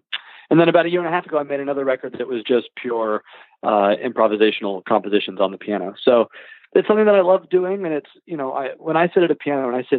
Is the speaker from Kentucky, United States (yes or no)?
yes; Louisville, Kentucky, United States; Yeah, I'm from Louisville.